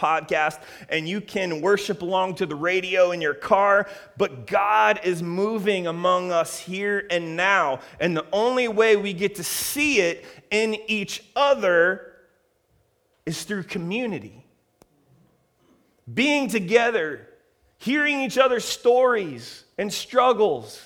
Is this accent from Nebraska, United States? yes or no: no; Columbus, Ohio, United States; now in Redlands, United States; Columbus, Ohio, my hometown